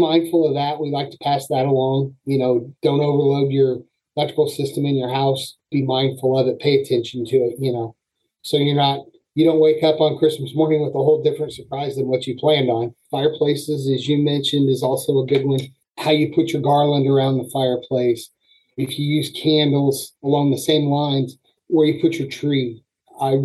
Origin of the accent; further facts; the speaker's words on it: Springfield, Illinois, United States; moved away as an adult; now in Battle Creek, United States; I am from the Springfield, Illinois area